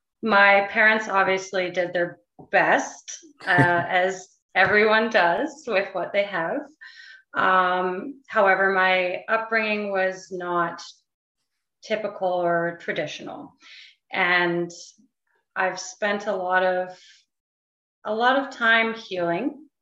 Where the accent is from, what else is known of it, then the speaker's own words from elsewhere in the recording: White Rock, British Columbia, Canada; born there; Yeah, so I'm actually from White Rock, BC. Originally, that's where I was born. We did move around a lot growing up, but there are definitely some memories that I hold near and dear in White Rock.